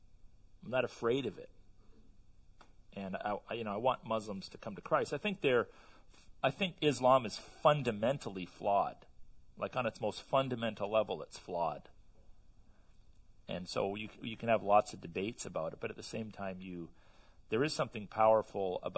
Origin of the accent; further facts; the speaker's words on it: Canada; I'm a Canadian